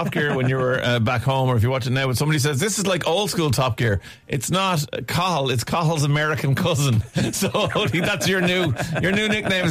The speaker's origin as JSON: {"language": "English", "country": "Ireland", "said": "and I'm Irish."}